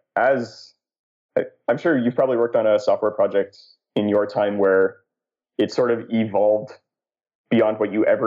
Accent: Canada; I'm Canadian

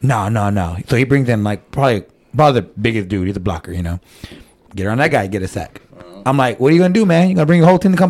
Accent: San Antonio, Texas, United States; I was born and raised here, and then I left for the 5 years of the Army

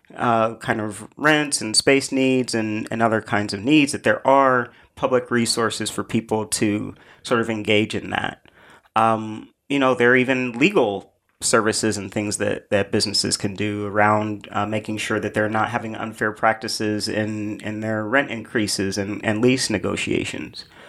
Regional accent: Indianapolis, Indiana, United States; now in New York, United States; I grew up in Indianapolis

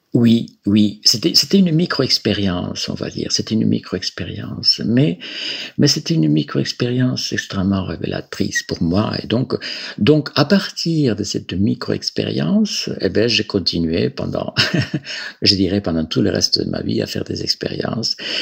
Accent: Galicia, Spain; French is a second language; moved away as an adult; also born or lived in Barcelona; now in France; je suis originaire de, de Galice, Galicia, euh, donc dont la capitale c'est Saint-Jacques-de-Compostelle

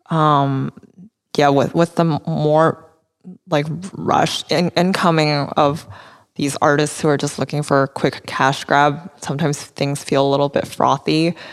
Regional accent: Vancouver, British Columbia, Canada; also born or lived in United States / London; now in Taiwan; I would always tell people that like I'm from Taiwan because I was born here and my parents are here, um, so those are like will always be my roots. But yeah, I I've spent um, my childhood in Vancouver as well.

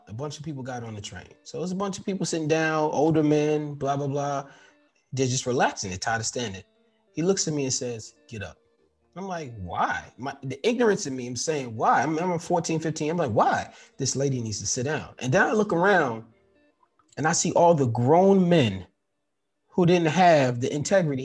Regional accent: New York City, New York, United States; Growing up in New York City, we used to ride the train

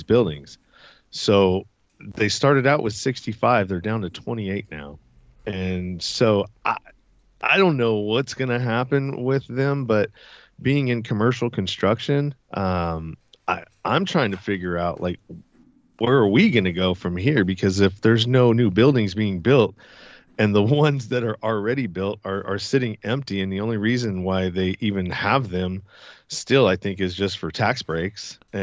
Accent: San Francisco Bay Area, Northern California, United States; I'm from Northern California, San Francisco Bay Area, to be exact. I'm on the east side near the Delta.

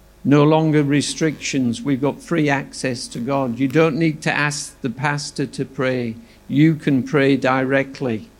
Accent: Yorkshire and the Humber, United Kingdom; also born or lived in Launceston, Tasmania / Adelaide; now in Australia; I'm from Yorkshire, which is near Scotland

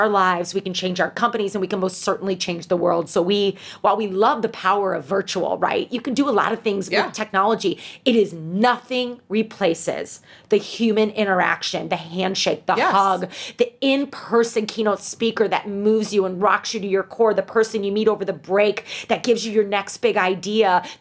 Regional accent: St. Louis, Missouri, United States; moved away as an adult; now in Chicago, United States; St. Louis, my hometown

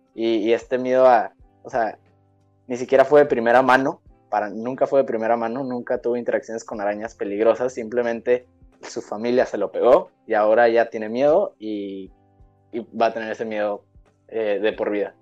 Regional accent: Mexico; nosotros como mexicanos

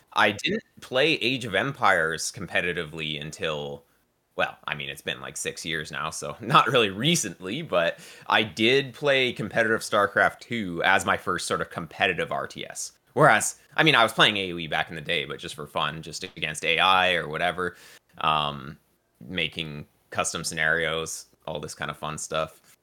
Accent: Victoria, British Columbia, Canada; also born or lived in Burnaby; I moved here when I was, like, six months old. So, yeah, I've been here pretty much my entire life

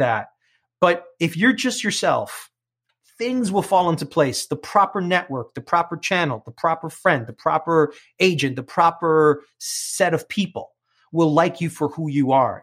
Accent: New York City, New York, United States; accent: New York; first language English; I come from Queens

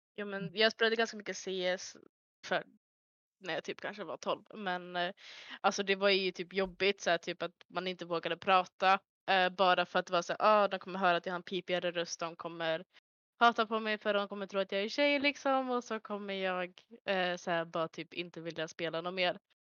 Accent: Örnsköldsvik, Västernorrland County, Sweden; moved away as an adult; now in Gothenburg, Sweden; är jag ifrån lilla Norrland, eh, Örnsköldsvik, där jag växte upp majoriteten av mitt liv.

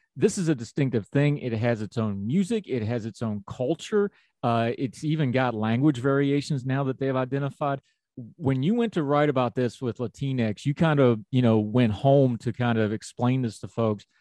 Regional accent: West Virginia, United States; accent: Appalachian; also born or lived in western United States; I'm a hillbilly from West Virginia

